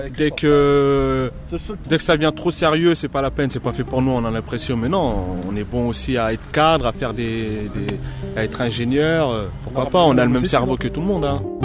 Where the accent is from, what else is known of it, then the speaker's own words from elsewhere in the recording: France; je suis français